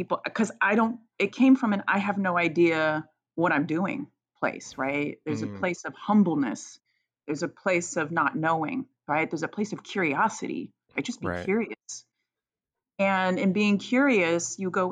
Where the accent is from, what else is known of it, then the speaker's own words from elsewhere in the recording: Virginia, United States; I grew up in Virginia, so I grew up in the South